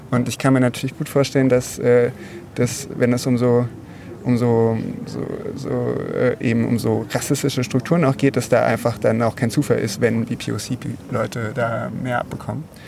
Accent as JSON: {"language": "German", "country": "Germany", "said": "als Deutsche"}